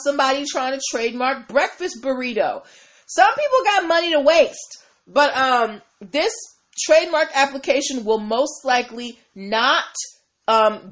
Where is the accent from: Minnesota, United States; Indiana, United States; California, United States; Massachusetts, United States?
Massachusetts, United States; my home state, Massachusetts